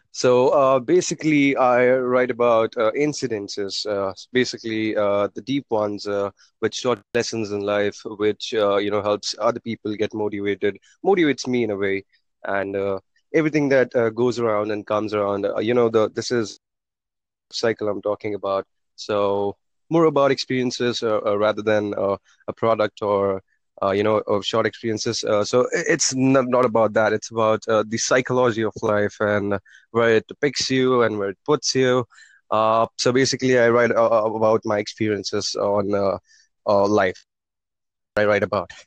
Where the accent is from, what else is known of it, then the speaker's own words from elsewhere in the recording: India; I'm from India